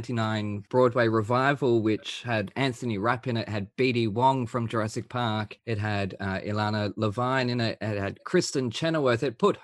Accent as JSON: {"language": "English", "country": "Australia", "tie": "born or raised there", "said": "I was born in Australia, but live in Australia."}